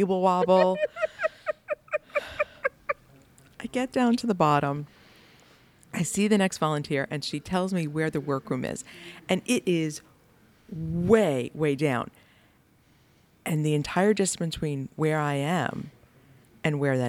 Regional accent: United States

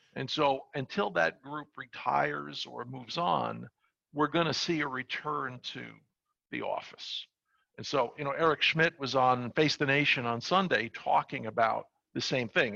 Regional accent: New York City, New York, United States; I'm from New York. I grew up in Brooklyn and worked on Wall Street

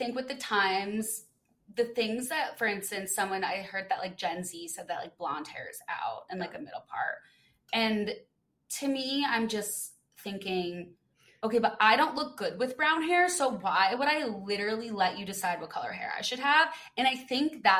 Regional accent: Midwest, United States; moved away; also born or lived in California; I was like from the Midwest

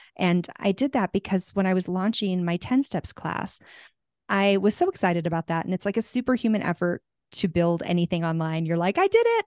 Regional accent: Tucson, Arizona, United States; also born or lived in California; now in Santa Fe, United States; I'm from Tucson, so I'm from hot weather

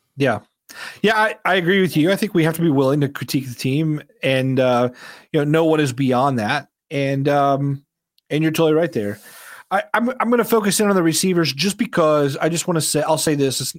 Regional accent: Indiana, United States; I grew up in Indiana

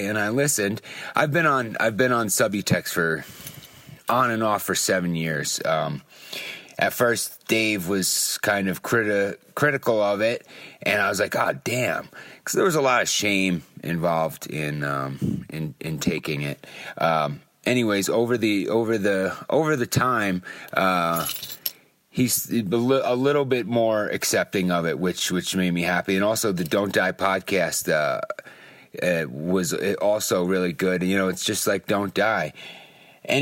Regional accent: Long Island, New York, United States; moved away as an adult; now in California, United States; from Long Island

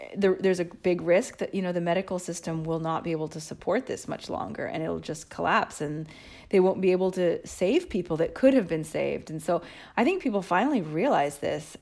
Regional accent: United States; now in Italy; I'm American too

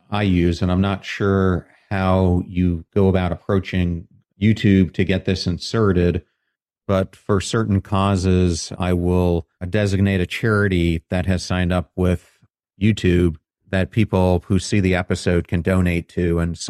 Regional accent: York, Pennsylvania, United States; growing up in York, Pennsylvania.

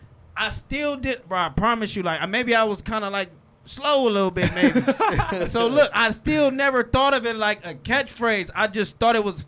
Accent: Compton, California, United States; I'm from Compton

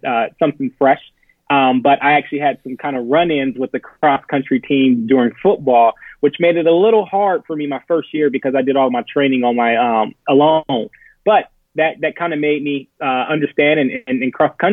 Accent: Akron, Ohio, United States; Born and raised in Akron

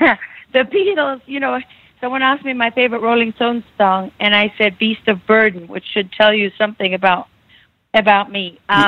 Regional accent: South Africa; moved away; I was born and raised in South Africa.

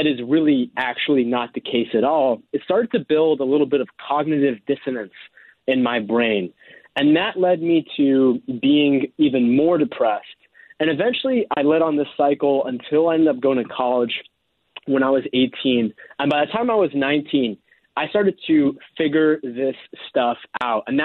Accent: East Coast of the United States, United States; I grew up on the East Coast of the United States.

